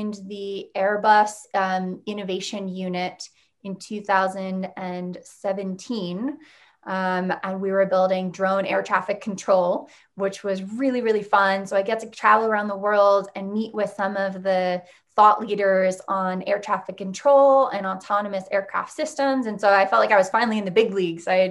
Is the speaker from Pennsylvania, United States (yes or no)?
yes; Unionville, Pennsylvania, United States; I am launching a wine and coffee bar in my hometown